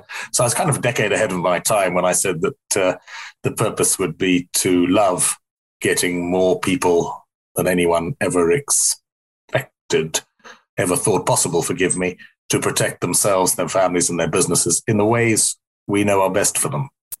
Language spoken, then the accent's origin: English; South Africa; moved away as an adult; I'm not South African anymore. I left there when I was 20. And that was in the apartheid era when South Africa was a place where evil predominated, I think you'd have to say. So I went to school there